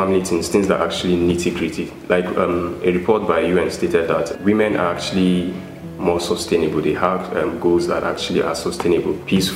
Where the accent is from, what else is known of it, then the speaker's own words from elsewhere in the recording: Plateau, Nigeria; from Plateau State